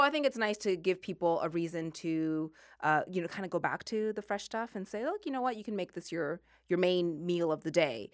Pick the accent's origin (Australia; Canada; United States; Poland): Canada; Sackville, Nova Scotia; moved away as an adult; I lived in Sackville, Nova Scotia.